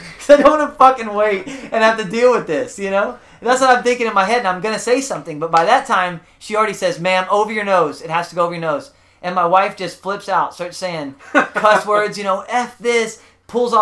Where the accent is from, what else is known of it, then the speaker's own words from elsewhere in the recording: South Texas, United States; I was from South Texas